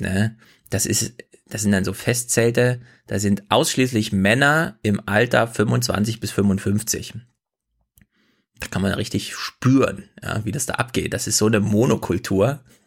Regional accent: East Germany, Germany; ich komme aus dem Osten

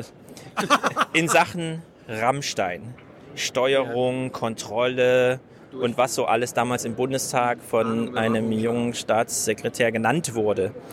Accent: Frankfurt, Hesse, Germany; als Frankfurter

